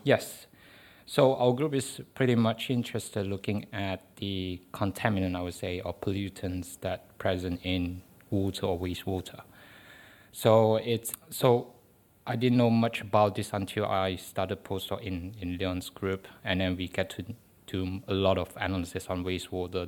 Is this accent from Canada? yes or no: no; Malaysia; first language Chinese; English is a second language; moved away as an adult; now in United Kingdom; Malay is our national language. So, because my mother tongue is Chinese